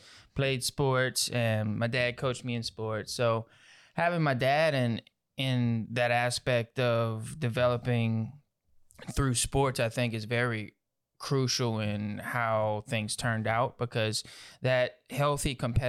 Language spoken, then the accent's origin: English; Houma, Louisiana, United States; also born or lived in Morgan City; I was born in Morgan City, ooh, Louisiana. And so I grew up in that area till about third grade, mm-hmm, went from there to Houma. And I've been in Houma, Louisiana for most of the time.